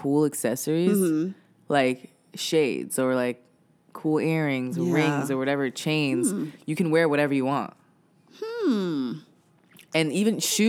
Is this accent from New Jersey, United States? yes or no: no; New York City, New York, United States; I'm from Brooklyn.